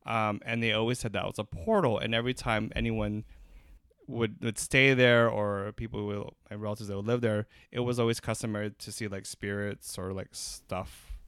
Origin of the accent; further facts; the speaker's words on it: Iloilo, Western Visayas, Philippines; Hey, I'm from Iloilo. What up, Iloilo?